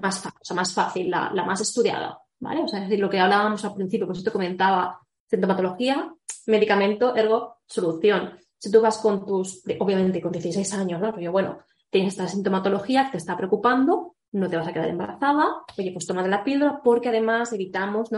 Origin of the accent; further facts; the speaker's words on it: Barcelona, Catalonia, Spain; moved away as an adult; now in Madrid, Spain; Soy, estoy viviendo aquí en Madrid, pero soy nueva en Madrid porque yo en verdad soy de Barcelona